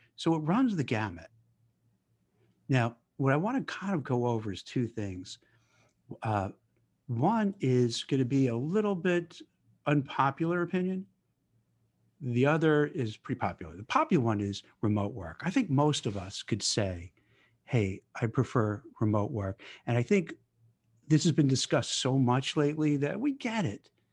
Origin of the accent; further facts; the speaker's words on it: New York City, New York, United States; moved away as an adult; also born or lived in Manhattan; now in Westfield, United States; I grew up in Brooklyn